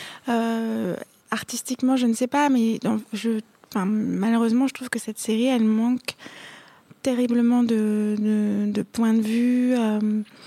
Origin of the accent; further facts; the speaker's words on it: Paris, Île-de-France, France; je suis une parisienne, une pure parisienne